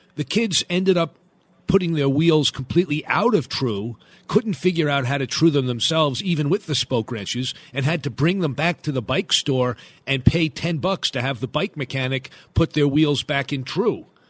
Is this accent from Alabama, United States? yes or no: no; Long Island, New York, United States; I grew up on Long Island, New York